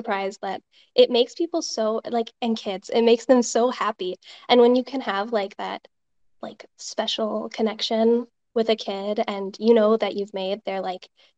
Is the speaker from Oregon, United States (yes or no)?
yes; Oregon, United States; I'm from Oregon